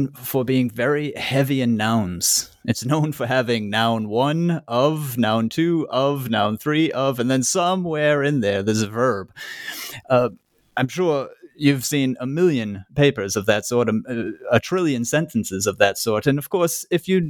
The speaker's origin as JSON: {"language": "English", "country": "United States", "said": "I being American"}